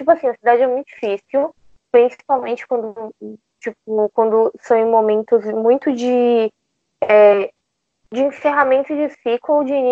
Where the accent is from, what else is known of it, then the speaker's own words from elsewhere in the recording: Salvador, Bahia, Brazil; now in São Paulo, Brazil; eu tenho 23 anos, eu moro em São Paulo hoje, mas eu sou de Salvador.